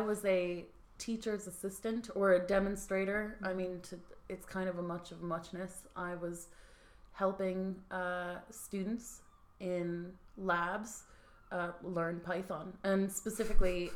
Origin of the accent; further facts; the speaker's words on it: United States; now in Dublin, Ireland; we're from the good old US